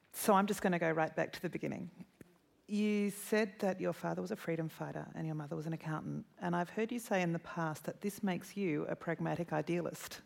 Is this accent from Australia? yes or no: yes; Australia; as an Australian